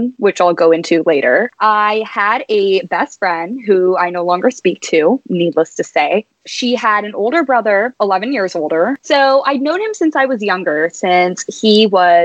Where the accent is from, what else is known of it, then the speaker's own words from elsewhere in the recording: San Antonio, Texas, United States; moved away as an adult; now in Atlanta, United States; born and raised in San Antonio, Texas